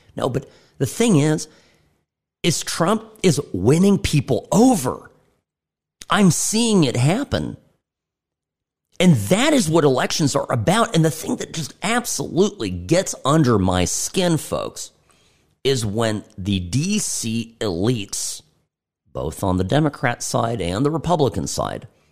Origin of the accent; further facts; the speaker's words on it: United States; I'm an American